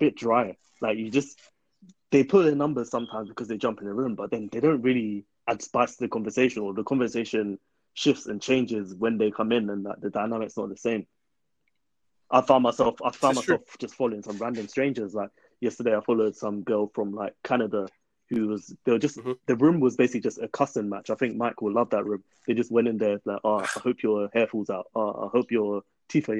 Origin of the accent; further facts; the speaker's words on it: United Kingdom; They think we're just tight in the UK